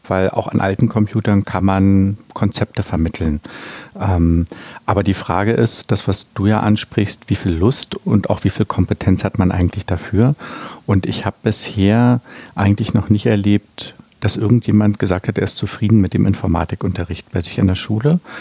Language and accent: German; Berlin, Germany; Ich bin ja in der DDR aufgewachsen